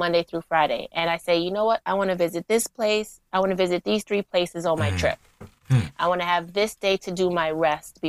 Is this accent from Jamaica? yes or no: yes; Jamaica; now in New York, United States; Jamaica, because that's my home country